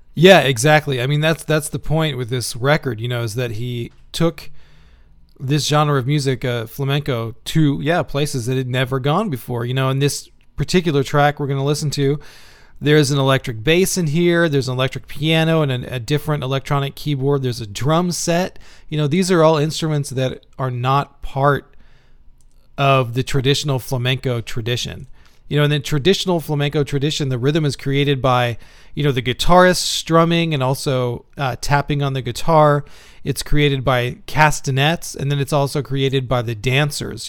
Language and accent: English; Houston, Texas, United States; now in Indiana, United States; I'm from Houston also, but man, you know, I live in Indiana now